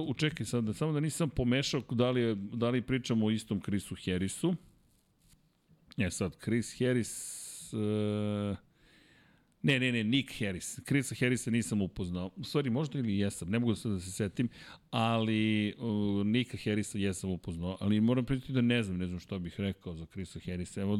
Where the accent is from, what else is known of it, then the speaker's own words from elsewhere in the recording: Serbia; ja sam iz Srbije